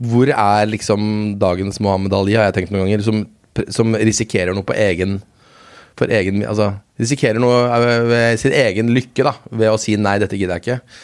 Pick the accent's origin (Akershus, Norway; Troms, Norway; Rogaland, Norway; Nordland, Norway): Akershus, Norway; Lommedalen; jeg er fra, jeg er fra Lommedalen